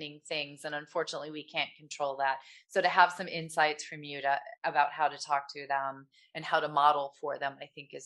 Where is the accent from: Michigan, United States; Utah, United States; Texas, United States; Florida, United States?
Michigan, United States; also born or lived in California; I grew up in Michigan